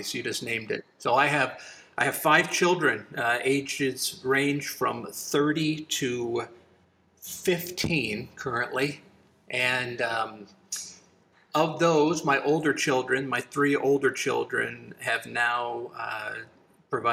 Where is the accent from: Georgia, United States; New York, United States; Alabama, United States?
Alabama, United States; also born or lived in Upper Peninsula, Michigan; now in Wisconsin, United States; growing up in Alabama